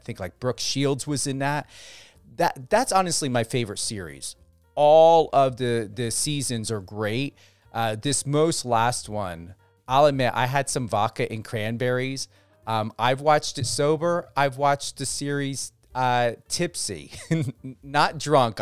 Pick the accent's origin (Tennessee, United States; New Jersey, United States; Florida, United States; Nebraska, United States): New Jersey, United States; also born or lived in Denver; Camden, New Jersey, my home state